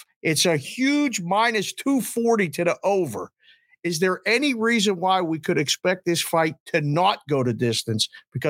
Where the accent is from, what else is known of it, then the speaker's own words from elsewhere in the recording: Pittsburgh, Pennsylvania, United States; moved away; I'm from Pittsburgh originally